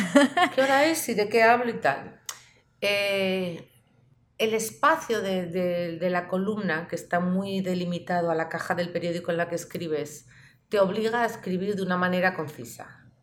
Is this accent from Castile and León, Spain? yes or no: no; Pamplona, Navarre, Spain; En la ciudad donde yo vivía, que soy de Pamplona